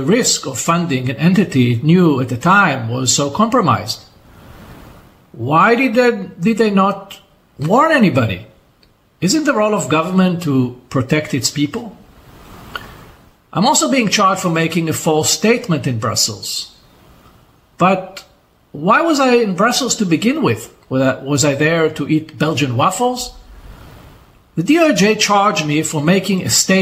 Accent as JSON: {"language": "English", "country": "Israel"}